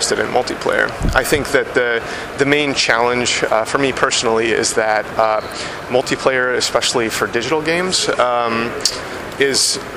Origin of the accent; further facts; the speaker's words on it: Alaska, United States; moved away; I'm originally from Alaska, so it's kind of like an homage to my home state